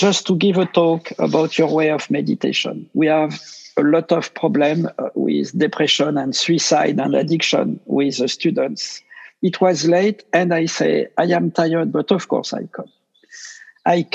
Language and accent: English; France; accent: French; English is a second language; I speak with my French accent